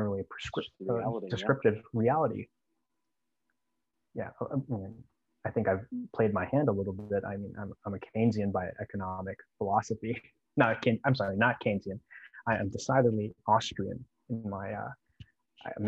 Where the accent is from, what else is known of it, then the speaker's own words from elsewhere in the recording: Northern Virginia, United States; moved away as an adult; I was born and raised in Northern Virginia